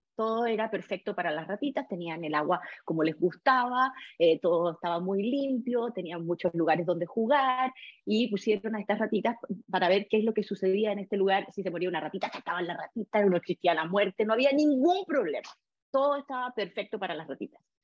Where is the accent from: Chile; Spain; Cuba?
Chile; nosotros como chilenos